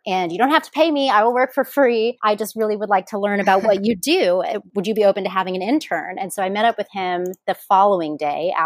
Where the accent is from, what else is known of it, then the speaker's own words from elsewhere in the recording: Indianapolis, Indiana, United States; moved away as an adult; also born or lived in Bloomington, Indiana / Los Angeles, California; now in Oahu, United States; So I am from Indianapolis, Indiana. That is where I grew up